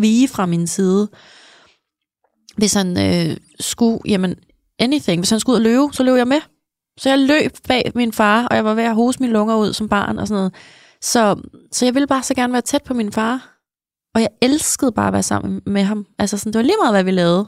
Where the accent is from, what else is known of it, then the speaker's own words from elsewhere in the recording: outside Copenhagen, Capital Region of Denmark, Denmark; mit barndomshjem. Det ligger sådan altså en halv time her ude for byen øh, i ja. København